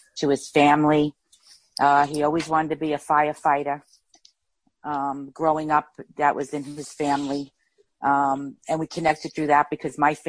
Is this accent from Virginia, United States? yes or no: no; Jersey City, New Jersey, United States; I grew up in Jersey City, New Jersey